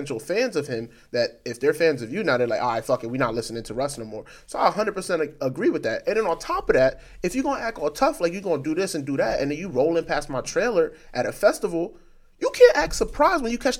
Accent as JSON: {"language": "English", "region": "New York", "country": "United States", "said": "You live in LA. I'm from New York."}